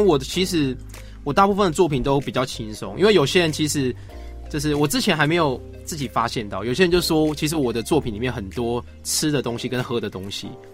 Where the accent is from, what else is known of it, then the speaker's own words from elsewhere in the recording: Yilan County, Taiwan; now in Taipei, Taiwan; 在宜兰，就是小时候跟，跟阿嬷她去菜市场